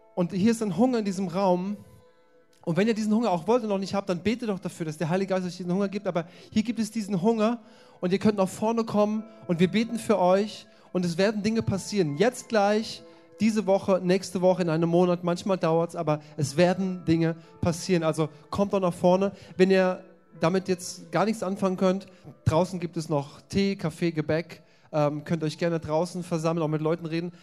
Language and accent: German; Germany; als Europäer oder als Deutsche